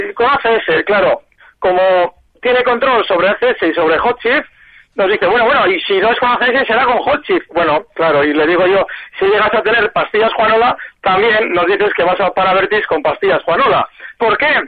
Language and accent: Spanish; Valencia, Valencian Community, Spain; de Valencia